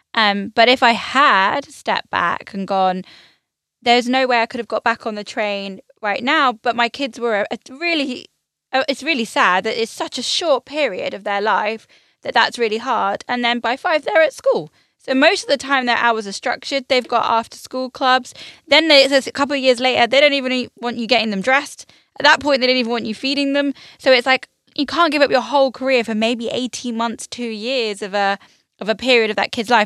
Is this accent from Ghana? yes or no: no; United Kingdom